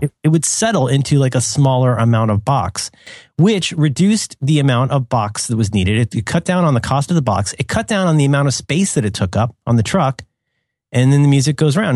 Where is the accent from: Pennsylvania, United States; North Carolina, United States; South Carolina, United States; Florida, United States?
Florida, United States; growing up in Florida.